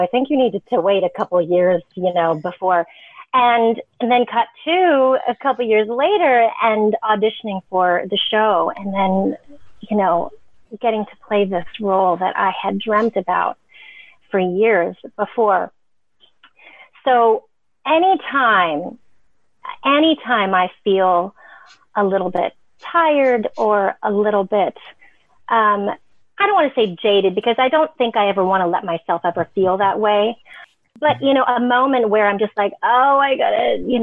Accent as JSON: {"language": "English", "town": "San Diego", "region": "California", "country": "United States", "tie": "born or raised there", "also_born_or_lived": "Los Angeles", "said": "growing up in San Diego"}